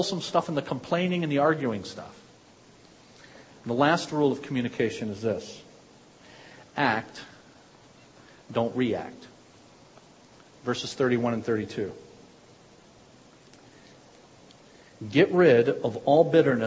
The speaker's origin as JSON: {"language": "English", "country": "United States", "said": "I'm an American"}